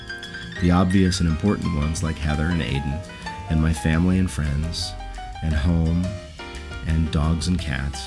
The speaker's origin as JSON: {"language": "English", "region": "New Jersey", "country": "United States", "tie": "born or raised there", "moved": "as an adult", "said": "Since moving away from my native New Jersey 5 years ago"}